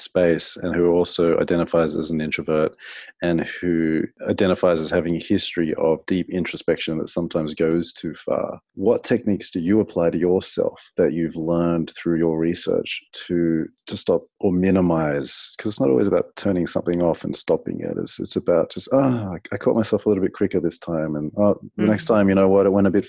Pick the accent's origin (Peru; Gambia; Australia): Australia; also born or lived in America; now in United States